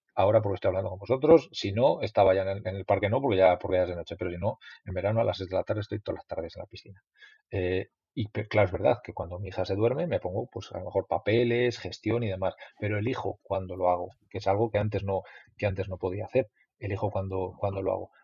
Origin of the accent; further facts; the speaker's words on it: Mayorga, Castile and León, Spain; es un pueblo de Castilla